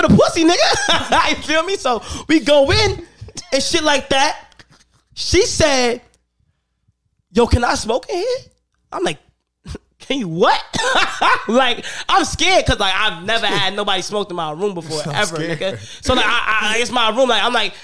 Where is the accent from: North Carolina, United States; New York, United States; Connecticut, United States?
New York, United States; I'm from New York